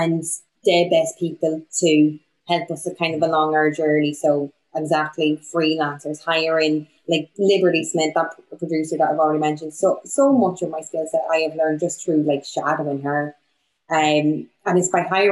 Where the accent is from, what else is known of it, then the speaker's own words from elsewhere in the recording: Bundoran, County Donegal, Ireland; now in Bristol, United Kingdom; I'm from Donegal. I'm from Bundoran.